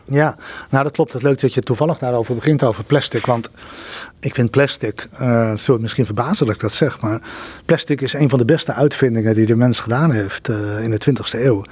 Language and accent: Dutch; Netherlands; wij als Nederlanders